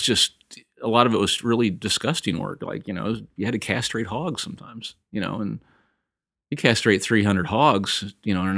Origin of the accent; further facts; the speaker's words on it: Sheffield, Illinois, United States; now in Nashville, United States; I grew up in the Midwest, Northern Illinois. My dad was a hog farmer. You know, it's been this family for a couple generations. Small town. It was incredible, you know. A place called Sheffield, Illinois.